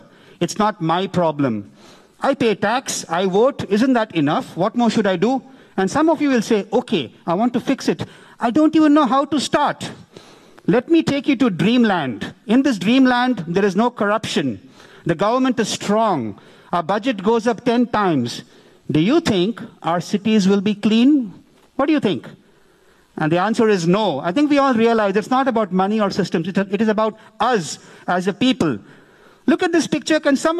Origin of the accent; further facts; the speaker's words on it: India; I'm an Indian